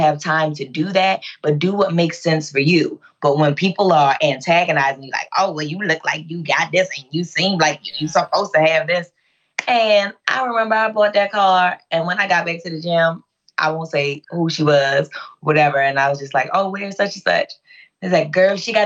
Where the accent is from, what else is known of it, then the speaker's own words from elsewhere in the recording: Baltimore, Maryland, United States; I'm from West Baltimore City